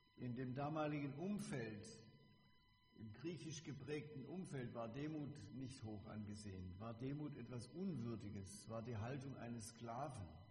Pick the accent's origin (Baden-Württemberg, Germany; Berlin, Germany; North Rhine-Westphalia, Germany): Baden-Württemberg, Germany; Bebenhausen; Ich komme aus Bebenhausen, da gibt es auch ein Zisterzienserkloster